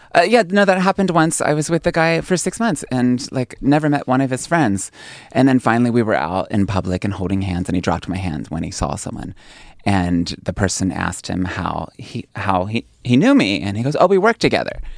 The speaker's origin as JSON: {"language": "English", "region": "Pennsylvania", "country": "United States", "tie": "born or raised there", "also_born_or_lived": "New York City", "moved": "yes", "said": "my hometown in Pennsylvania, a little village of two hundred people"}